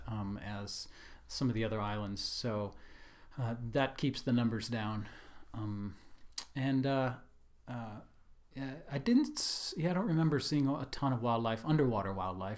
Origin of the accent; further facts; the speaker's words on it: Delaware, United States; moved away; also born or lived in New York / Washington, D.C.; I'm originally from the East Coast, so I grew up, uh, in Delaware, lived in New York and Washington, D C, and places like